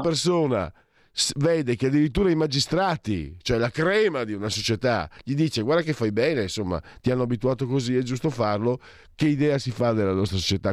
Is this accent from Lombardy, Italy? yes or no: no; Friuli-Venezia Giulia, Italy; io vengo dal Friuli, tra Friuli e Veneto